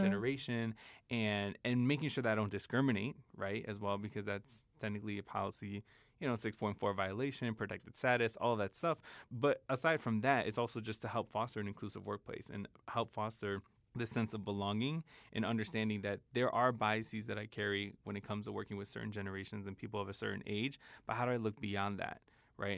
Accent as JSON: {"language": "English", "town": "Chicago", "region": "Illinois", "country": "United States", "tie": "born or raised there", "said": "I was in Chicago 'cause I grew up in Chicago"}